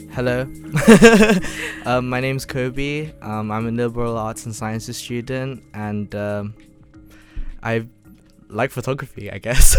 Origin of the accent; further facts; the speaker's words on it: London, United Kingdom; moved away as an adult; also born or lived in Surrey; I grew up in London.